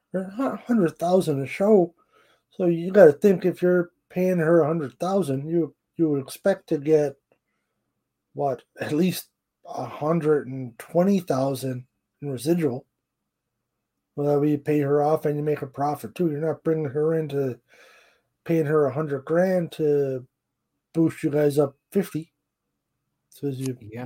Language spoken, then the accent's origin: English; Canada; I'm Canadian